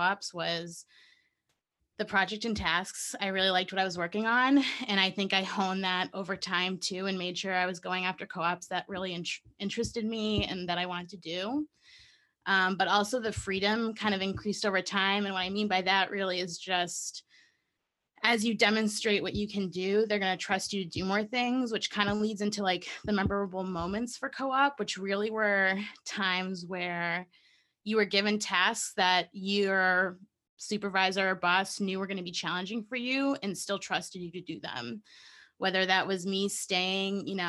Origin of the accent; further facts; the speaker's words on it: North Shore, Massachusetts, United States; I grew up on the North Shore. I'm from, you know, 15 minutes away